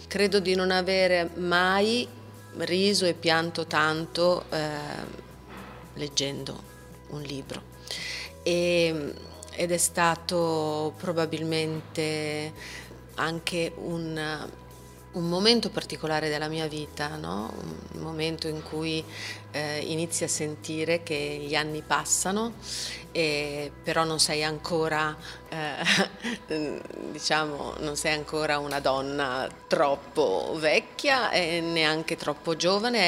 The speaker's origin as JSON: {"language": "Italian", "town": "Milan", "region": "Lombardy", "country": "Italy", "tie": "born or raised there", "said": "ho avuto la fortuna quando ero ragazzina di vedere tutti gli spettacoli di Streller essendo milanese"}